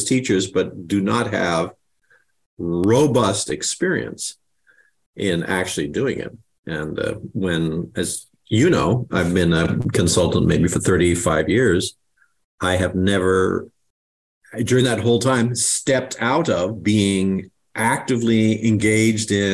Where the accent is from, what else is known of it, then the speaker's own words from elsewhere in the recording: Illinois, United States; moved away; Grew up in the first part of my life was in Illinois. So mom and dad were immigrants.